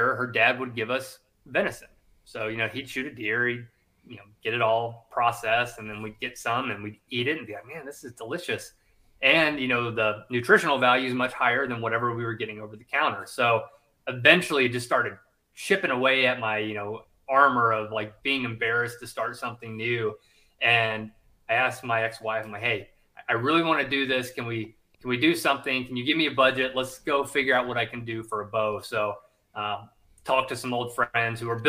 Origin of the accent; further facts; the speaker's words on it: United States; moved away as an adult; also born or lived in South Carolina, United States / Louisiana, United States; I grew up in Georgia and South Carolina, split my time there